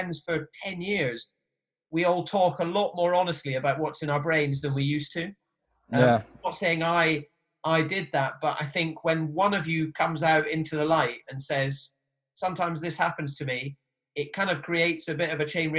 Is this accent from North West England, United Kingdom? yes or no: no; Highlands of Scotland, United Kingdom; I grew up in the Highlands of Scotland. I'm from Scotland